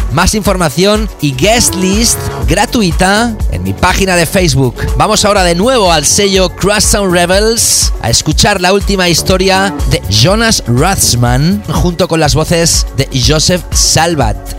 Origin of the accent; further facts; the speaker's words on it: Barcelona, Catalonia, Spain; also born or lived in Doha, Qatar; voy a estar de nuevo en mi ciudad natal, que voy a regresar